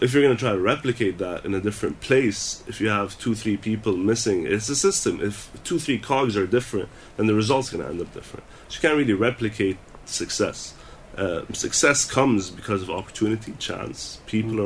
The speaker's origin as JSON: {"language": "English", "region": "Dubai", "country": "United Arab Emirates", "also_born_or_lived": "United Kingdom", "said": "I'm a kid from Dubai doing music in Dubai"}